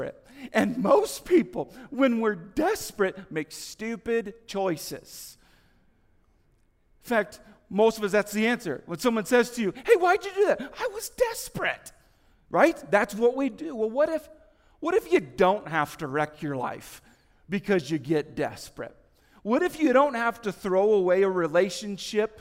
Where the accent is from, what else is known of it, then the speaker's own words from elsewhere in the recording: United States; moved away; also born or lived in Kansas / Indiana; I grew up in Kansas and Indiana